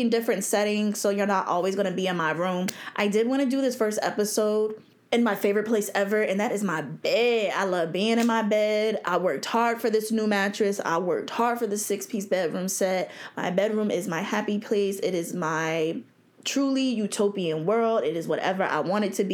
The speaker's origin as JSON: {"language": "English", "region": "New Jersey", "country": "United States", "tie": "born or raised there", "moved": "yes", "lives_now": "Virginia Beach, United States", "said": "I grew up in New Jersey"}